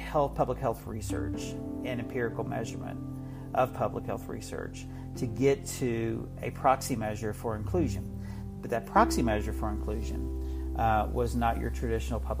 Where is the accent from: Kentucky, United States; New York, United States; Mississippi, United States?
Kentucky, United States; Appalachia, southeastern; moved away; I am originally from Appalachia, from a 9-generation southeastern Kentucky coal fields family.